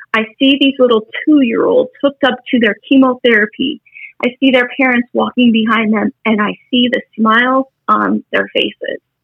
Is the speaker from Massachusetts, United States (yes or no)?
no; Wyoming, United States; I'm from Wyoming.